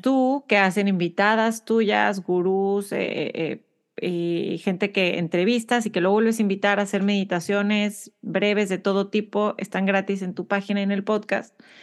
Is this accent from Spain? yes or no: no; Monterrey, Nuevo León, Mexico; nací y, crecí en Monterrey, México